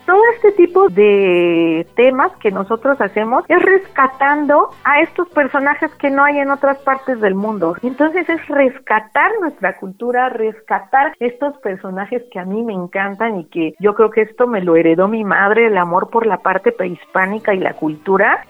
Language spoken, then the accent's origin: Spanish; Oaxaca, Mexico; moved away as an adult; also born or lived in Coyoacán, Mexico City / United States; decido regresar pues a Oaxaca porque yo soy oaxaqueña